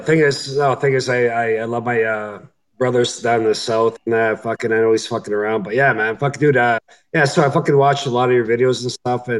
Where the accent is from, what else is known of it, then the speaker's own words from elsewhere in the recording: Canada; I'm Canada